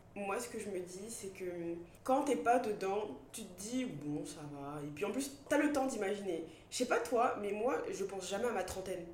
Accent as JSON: {"language": "French", "country": "Côte d’Ivoire", "tie": "born or raised there", "also_born_or_lived": "Bordeaux, France / England", "first_language": "French", "moved": "yes", "said": "j'ai grandi en Côte d'Ivoire"}